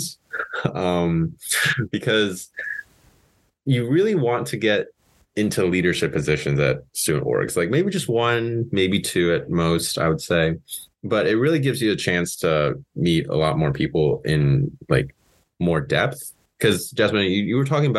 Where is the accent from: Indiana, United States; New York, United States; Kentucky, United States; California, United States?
Indiana, United States; Paoli; I'm from Paoli, Indiana